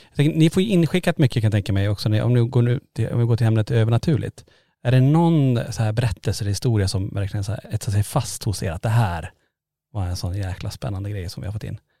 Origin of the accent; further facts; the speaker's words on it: Kiruna, Norrbotten County, Sweden; vi är från Kiruna